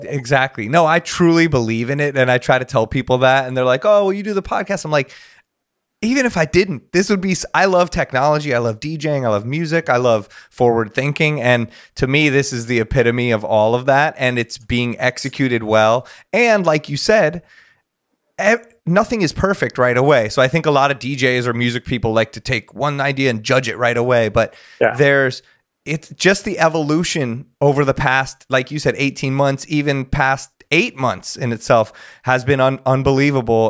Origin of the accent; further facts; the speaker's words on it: Los Angeles, California, United States; I grew up here